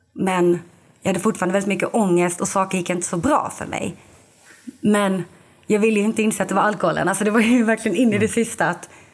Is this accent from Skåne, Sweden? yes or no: yes; Lund, Skåne, Sweden; now in Malmö, Sweden; jag är från Lund men jag bor i Malmö nu